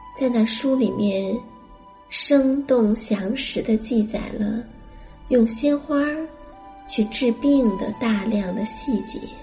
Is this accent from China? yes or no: yes; China; 我们中国人